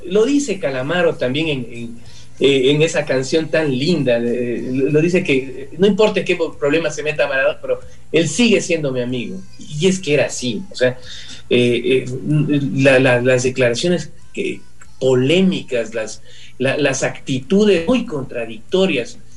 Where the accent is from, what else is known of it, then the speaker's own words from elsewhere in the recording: Ecuador; los ecuatorianos nos sentíamos como que representados